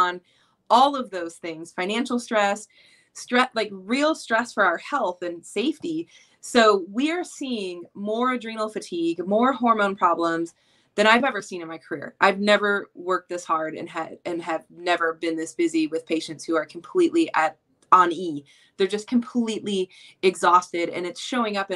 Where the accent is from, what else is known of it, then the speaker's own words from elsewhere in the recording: Flint, Michigan, United States; moved away; I'm originally from Flint, Michigan.